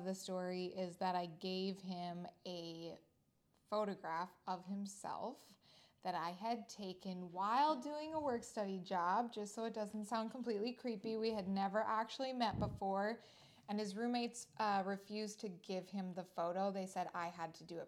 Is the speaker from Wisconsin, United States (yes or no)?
yes; Door County, Wisconsin, United States; I am originally from Door County, Wisconsin.